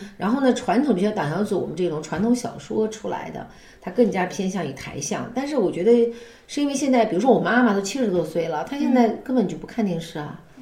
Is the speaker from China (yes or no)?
yes; Xinjiang, China; 从小在新疆长大